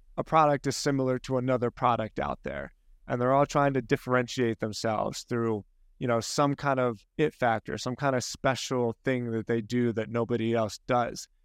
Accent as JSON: {"language": "English", "region": "Scotland", "country": "United Kingdom", "said": "I'm Scottish"}